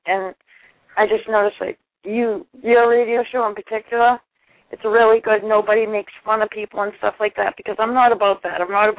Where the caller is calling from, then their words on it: Boston, Massachusetts, United States; I'm from Boston, Massachusetts.